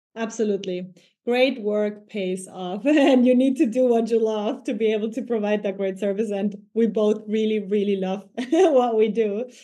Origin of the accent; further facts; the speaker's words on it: Ecuador; now in Germany; I come from Ecuador